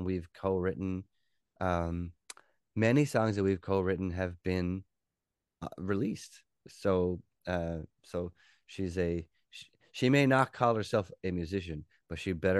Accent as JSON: {"language": "English", "region": "Newfoundland and Labrador", "country": "Canada", "said": "We are both from Newfoundland, but her family moved to Nova Scotia when she was in university. So a lot of her family is here"}